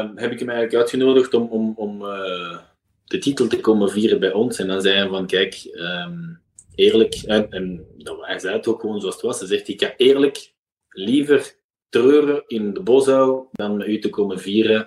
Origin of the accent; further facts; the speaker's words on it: Belgium; als Belg